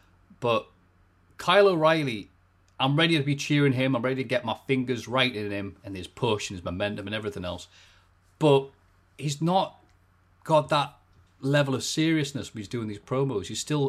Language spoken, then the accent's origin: English; England, United Kingdom; When it comes to my accent, I'll just change it. I'm like a chameleon. So when I go over to, you know, overseas or whatever, obviously it hasn't happened in a while, but I won't be like, Yari, mate. I'll be like, hello. Yes, I am from England.